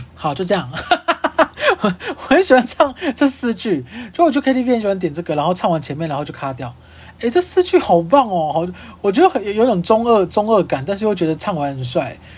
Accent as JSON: {"language": "Chinese", "town": "Kaohsiung", "country": "Taiwan", "moved": "yes", "lives_now": "Taipei, Taiwan", "said": "因为我是高雄人嘛， 然后我现在就在台北租房子"}